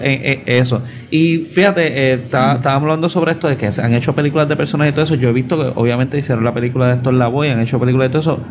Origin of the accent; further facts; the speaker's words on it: Puerto Rico; cuando yo estaba creciendo en Guapa